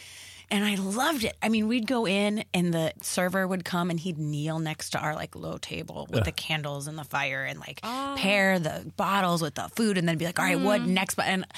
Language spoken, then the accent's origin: English; Flossmoor, Illinois, United States; moved away; Up in the suburbs. Okay, where about? But just south, like 30 minutes south, directly south. Okay. In Flossmoor.